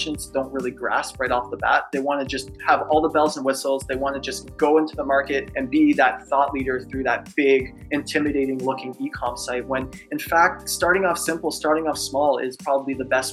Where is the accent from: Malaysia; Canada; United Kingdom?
Canada; Toronto, Ontario; So super happy to be a Torontonian